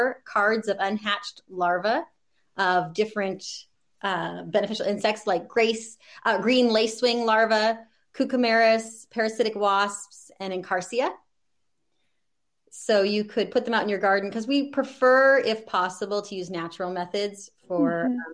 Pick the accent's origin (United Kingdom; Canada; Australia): Canada; now in Oregon, United States; I'm actually from Canada originally, so that's zone three